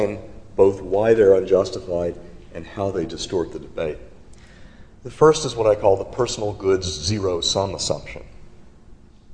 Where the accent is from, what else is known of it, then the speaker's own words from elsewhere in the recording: North Carolina, United States; in my home state of North Carolina